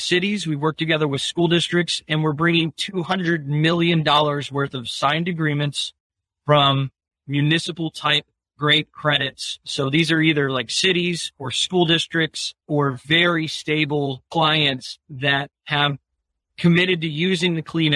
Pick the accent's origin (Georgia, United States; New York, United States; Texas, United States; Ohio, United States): Ohio, United States; Westfield Center; I grew up in a really tiny town of Westfield Center, Ohio.